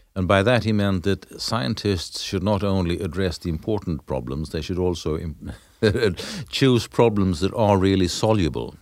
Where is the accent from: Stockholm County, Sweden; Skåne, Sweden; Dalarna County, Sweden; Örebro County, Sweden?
Skåne, Sweden; Lund; my hometown, in Lund